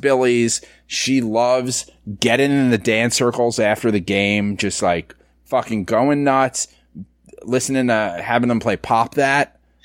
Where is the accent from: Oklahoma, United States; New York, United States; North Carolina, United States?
New York, United States; New York City; I grew up in the Bronx.